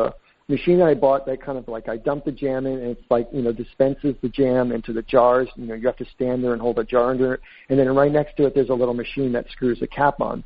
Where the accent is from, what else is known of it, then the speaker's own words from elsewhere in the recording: East Coast, United States; moved away as an adult; now in San Francisco, United States; I grew up in the East Coast